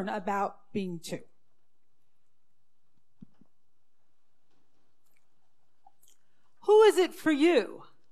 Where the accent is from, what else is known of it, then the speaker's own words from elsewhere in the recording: Brooklyn, New York, United States; I grew up in the Syrian Jewish community in Brooklyn.